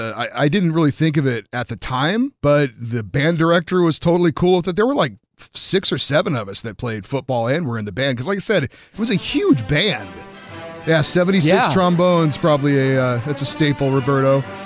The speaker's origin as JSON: {"language": "English", "region": "California", "country": "United States", "tie": "born or raised there", "said": "I grew up in Central California, and we had a coach come from somewhere, and he brought the wing tee"}